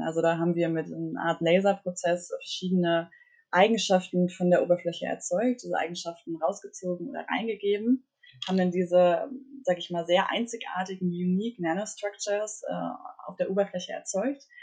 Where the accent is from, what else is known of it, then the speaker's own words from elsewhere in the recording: Mecklenburg-Vorpommern, Germany; moved away as an adult; now in Berlin, Germany; komme aus Mecklenburg, aufgewachsen in Mecklenburg, bin dann 2018 nach Berlin gezogen.